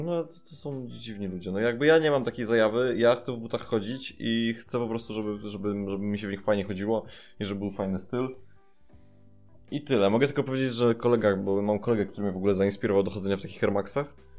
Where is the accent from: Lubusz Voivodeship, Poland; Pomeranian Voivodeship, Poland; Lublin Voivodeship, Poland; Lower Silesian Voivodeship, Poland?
Pomeranian Voivodeship, Poland; Tricity; Pochodzę z Trójmiasta